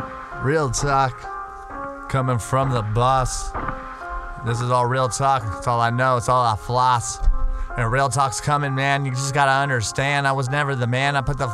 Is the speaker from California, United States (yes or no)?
yes; California, United States; I'm from El Dorado County.